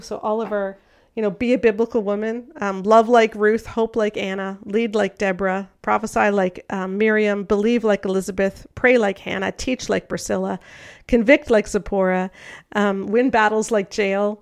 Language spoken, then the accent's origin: English; Canada; I'm Canadian